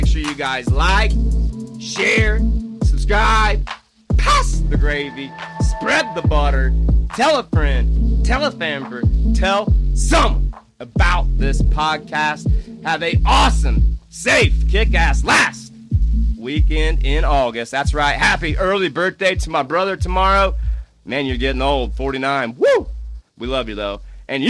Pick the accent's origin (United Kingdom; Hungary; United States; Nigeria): United States; Indiana; Number 7, it's my home state. How about Indianapolis? Indiana.